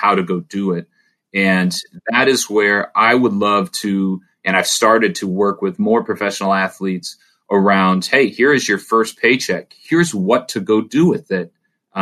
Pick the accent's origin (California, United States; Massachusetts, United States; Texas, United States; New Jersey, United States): California, United States; Orange County; I grew up in Orange County around people with a lot of money